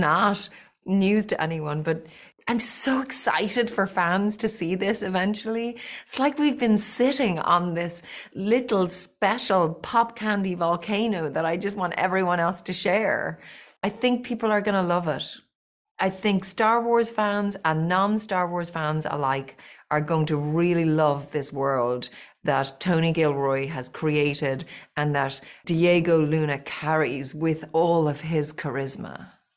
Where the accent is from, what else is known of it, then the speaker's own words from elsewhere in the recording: Ireland; I grew up in Little Old Ireland